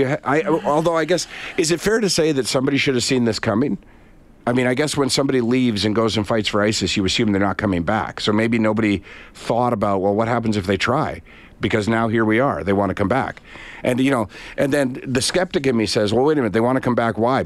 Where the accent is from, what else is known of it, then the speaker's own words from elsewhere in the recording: Canada; as a Canadian